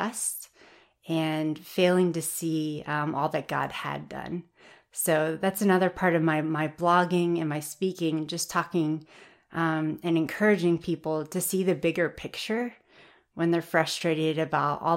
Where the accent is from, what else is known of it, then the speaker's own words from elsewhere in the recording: Tennessee, United States; moved away as an adult; also born or lived in Nebraska; I'm from Tennessee